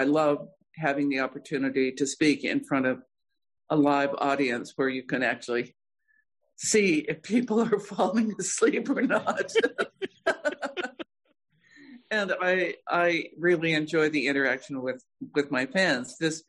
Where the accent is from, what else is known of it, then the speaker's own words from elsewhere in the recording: Bisbee, Arizona, United States; also born or lived in South Dakota; I was born in South Dakota. I grew up in Bisbee, Arizona, and when we moved to Bisbee in the late 40s, it was still a booming copper mining town.